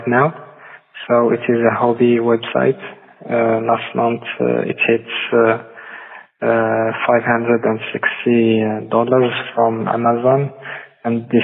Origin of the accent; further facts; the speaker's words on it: Morocco; English is a second language; I'm from Morocco.